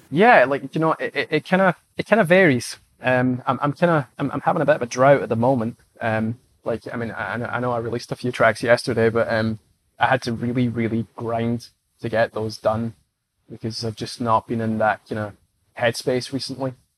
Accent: Scotland, United Kingdom; I'm Scottish

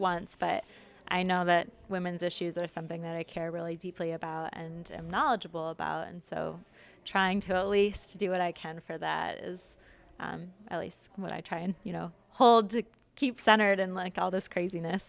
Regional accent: Detroit, Michigan, United States; I'm from Michigan, from the Detroit area

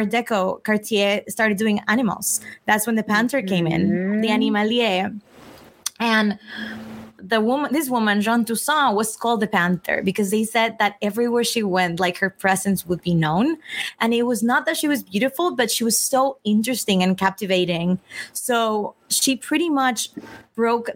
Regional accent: Mexico; moved away; also born or lived in Italy; I grew up in Mexico.

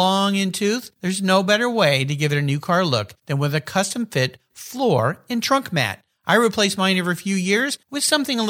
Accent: San Diego, California, United States; growing up in San Diego

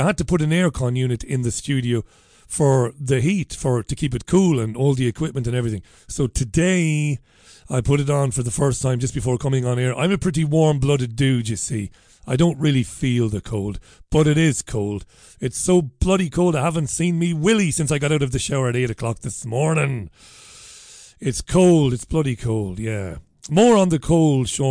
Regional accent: Ireland; I'm an Irishman

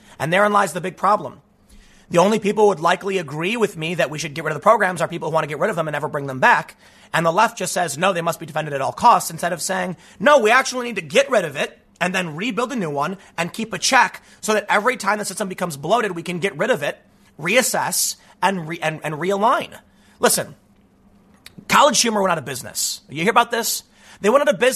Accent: United States; growing up on the South Side

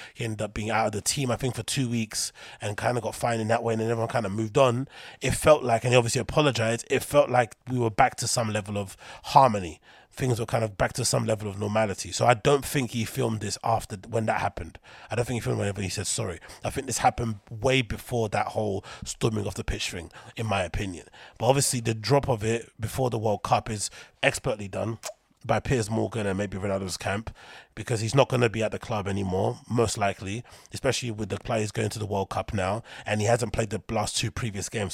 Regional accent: London, United Kingdom; in London, my hometown

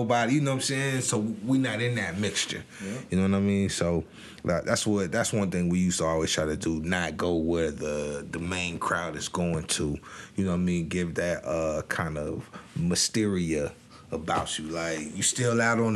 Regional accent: Monroeville, Alabama, United States; moved away; I'm originally from Alabama

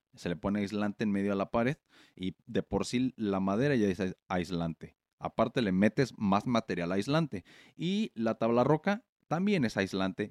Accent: Morelia, Michoacán, Mexico; moved away as an adult; now in United States; yo soy de México, de Morelia, ya saben, y los que no saben, pues sí, puro, puro, Michoacán

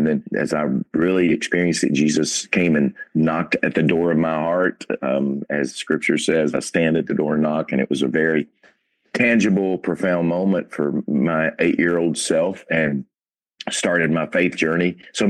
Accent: Paducah, Kentucky, United States; Absolutely. Yeah. Western Kentucky, which is, you know, if you know the map of Kentucky, it's the far left little corner down there, the little end of just before you fall over into Illinois.

